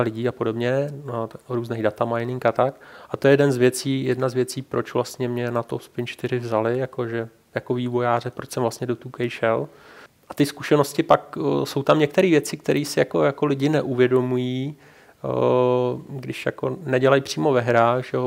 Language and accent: Czech; Czechia; jsem Čech